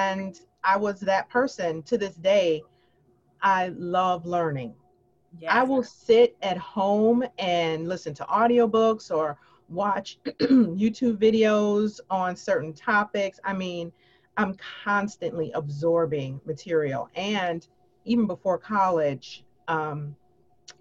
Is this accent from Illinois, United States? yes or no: yes; Chicago, Illinois, United States; moved away; I am originally from Chicago, Illinois.